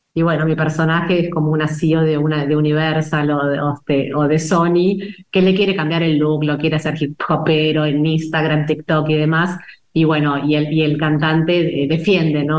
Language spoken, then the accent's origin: Spanish; Argentina; el tango nos define como, como sociedad, como, como argentinos